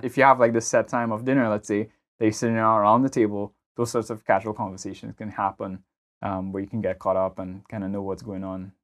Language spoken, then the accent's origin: English; Trinidad & Tobago; moved away; growing up in Trinidad